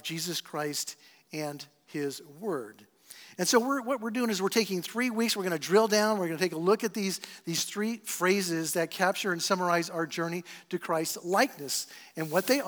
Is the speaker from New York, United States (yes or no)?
no; San Diego, California, United States; I'm from San Diego